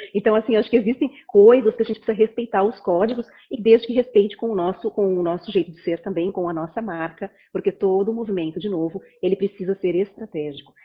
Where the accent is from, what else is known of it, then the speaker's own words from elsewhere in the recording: Jaraguá do Sul, Santa Catarina, Brazil; moved away as an adult; also born or lived in Barcelona, Spain; now in Blumenau, Brazil; sou de Aragua do Sul, mas vim aqui para a FURB fazer publicidade e propaganda